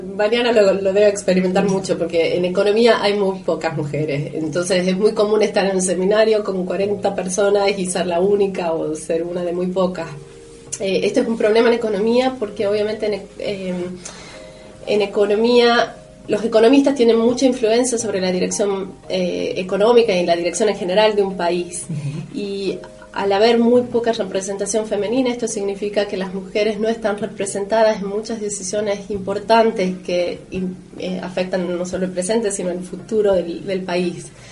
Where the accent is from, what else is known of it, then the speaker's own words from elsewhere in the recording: San Miguel de Tucumán, Tucumán, Argentina; creciendo en Tucumán y en Argentina